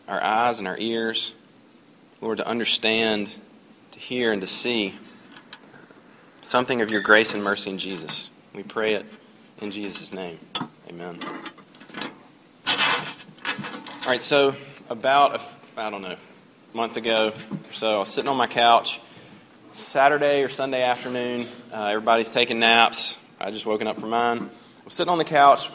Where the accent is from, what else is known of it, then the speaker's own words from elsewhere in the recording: United States; I'm an American